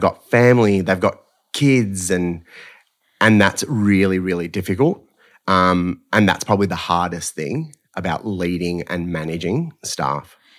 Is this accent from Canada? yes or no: no; Melbourne, Victoria, Australia; Essendon Keelor College